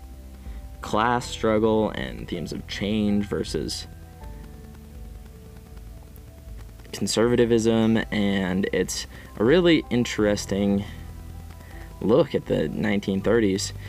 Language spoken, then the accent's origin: English; United States; I'm from the Northwest, Midwest